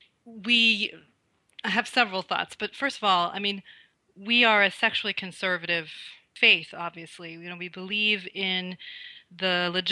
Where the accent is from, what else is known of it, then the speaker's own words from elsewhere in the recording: Burlington, Vermont, United States; moved away as an adult; also born or lived in Provo, Utah / Boston, Massachusetts; now in Chicago, United States; I live in Chicago, Illinois. I grew up in Burlington, Vermont